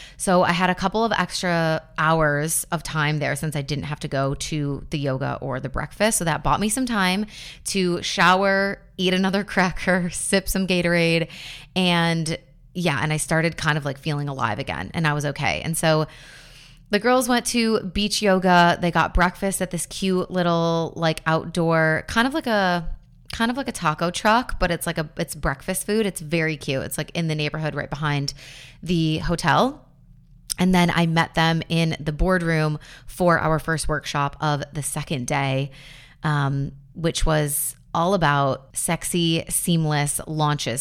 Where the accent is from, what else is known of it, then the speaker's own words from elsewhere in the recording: Buffalo, New York, United States; I grew up in Buffalo